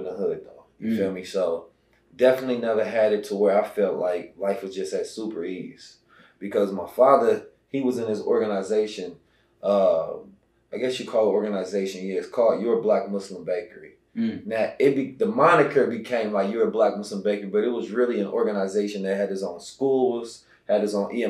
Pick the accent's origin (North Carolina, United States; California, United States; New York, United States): California, United States; Oakland; moved away; also born or lived in St. Louis, Missouri; I was born in St. Louis, but I was raised in Oakland